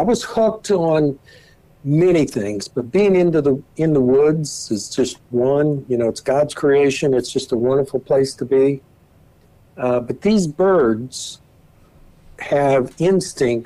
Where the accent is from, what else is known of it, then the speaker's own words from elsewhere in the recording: North Central Indiana, United States; I grew up in North Central Indiana on a farm